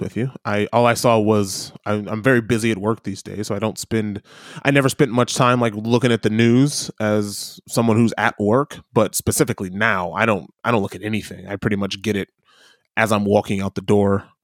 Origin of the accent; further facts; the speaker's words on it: Midwest, United States; accent: Midwestern; moved away as an adult; now in New Zealand; almost stereotypically American, given my Midwestern accent.